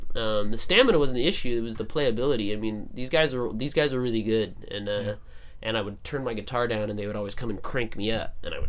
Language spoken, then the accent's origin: English; Phoenix, Arizona, United States; So I was 17, and I used to go to this place in my hometown called Donna Jean's Libations. Where's your hometown? Phoenix, Arizona.